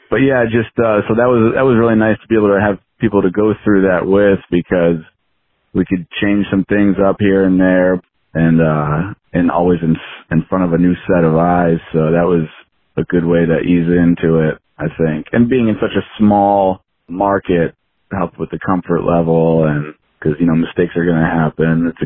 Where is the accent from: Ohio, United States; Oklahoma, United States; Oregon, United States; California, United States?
Ohio, United States; Cleveland; I'm, I'm originally from the Cleveland, Ohio area.